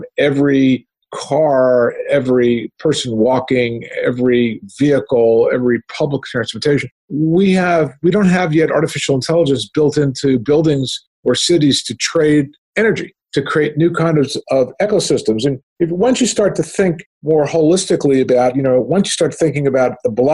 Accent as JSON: {"language": "English", "country": "Canada", "said": "as a Canadian, you know, I studied the Canadian healthcare system"}